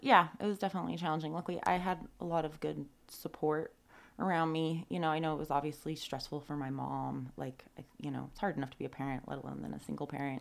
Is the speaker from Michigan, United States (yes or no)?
no; Tahoe City, California, United States; I grew up like right in Tahoe City behind the golf course